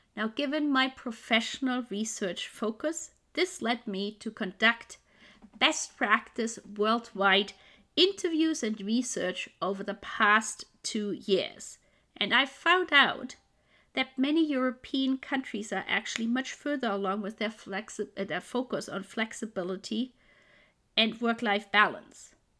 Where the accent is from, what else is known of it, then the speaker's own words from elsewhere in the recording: Germany; now in Vancouver, Canada; Originally, I'm from Germany, but I'm living now in Vancouver in Canada